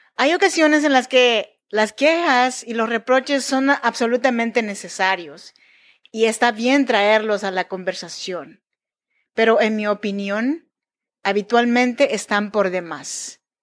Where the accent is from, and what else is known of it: Oaxaca, Mexico; born or raised there; now in Sacramento, United States